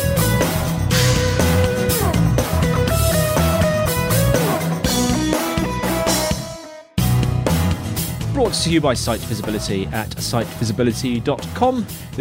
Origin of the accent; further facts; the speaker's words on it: Brighton, South East England, United Kingdom; I am from Brighton